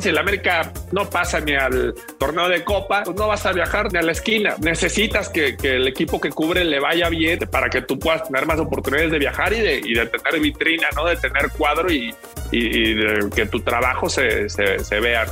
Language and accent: Spanish; Guadalajara, Jalisco, Mexico; Yo en, un principio soy, soy de Guadalajara, nací en Jalisco